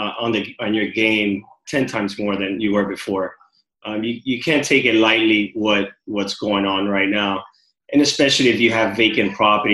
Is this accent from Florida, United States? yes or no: yes; Miami, Florida, United States; also born or lived in Cuba; I've been raised here in Miami. Originally born in Cuba